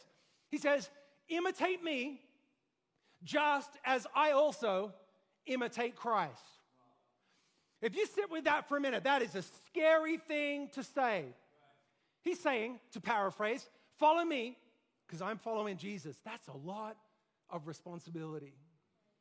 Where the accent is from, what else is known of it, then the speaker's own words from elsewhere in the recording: Australia; moved away; I grew up in Australia